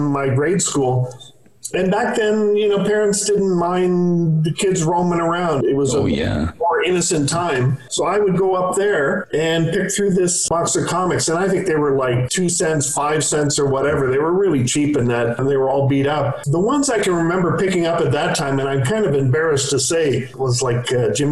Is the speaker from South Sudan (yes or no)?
no; Windsor, Ontario, Canada; moved away as an adult; also born or lived in Toronto; Yeah, I grew up in Windsor. I moved 69-70 to Toronto.